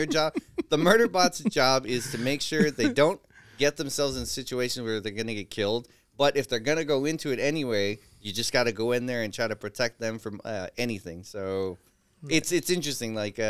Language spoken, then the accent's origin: English; San Francisco, California, United States; I'm from San Francisco.